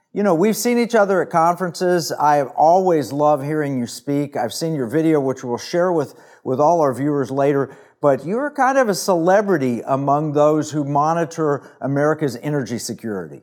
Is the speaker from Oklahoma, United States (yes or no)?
yes; Oklahoma, United States; I grew up in Oklahoma